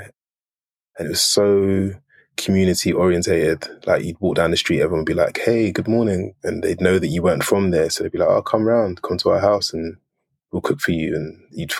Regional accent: Edmonton, London, United Kingdom; moved away as an adult; also born or lived in Brooklyn, New York; I'm from Edmonton

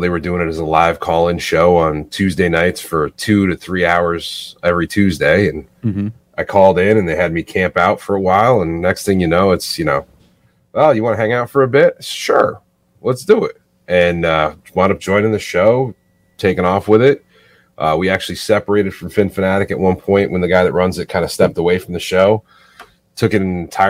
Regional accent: New England, United States; I grew up in New England.

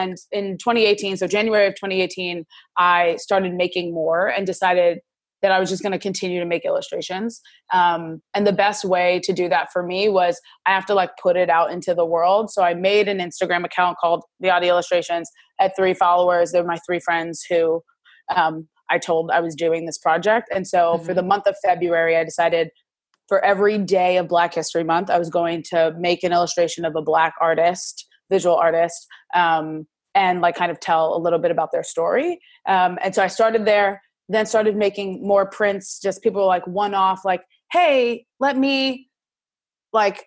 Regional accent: New York City, New York, United States; moved away as an adult; also born or lived in Massachusetts; now in Washington, D.C., United States; I grew up in Brooklyn, New York City, and then went to Massachusetts for school and now live in DC

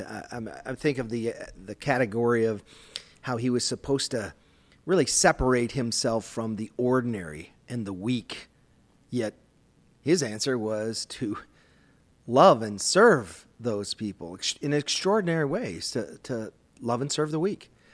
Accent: Minnesota, United States; I grew up in Minnesota

